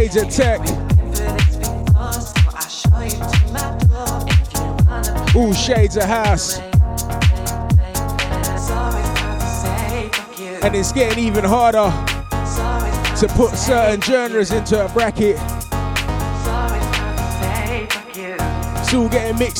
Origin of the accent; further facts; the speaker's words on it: London, United Kingdom; Happens to be my hometown